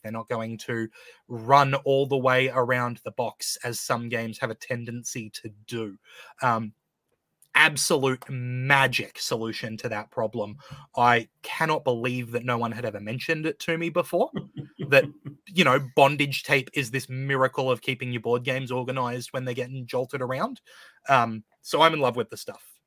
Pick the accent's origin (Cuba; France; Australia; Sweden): Australia; an Australian